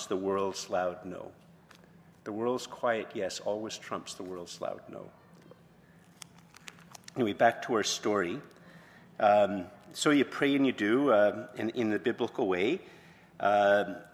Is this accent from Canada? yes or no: yes; Montreal, Quebec, Canada; moved away; also born or lived in Ottawa, Canada; I was from Montreal originally, and then from Ottawa, and I'd never lived in a small town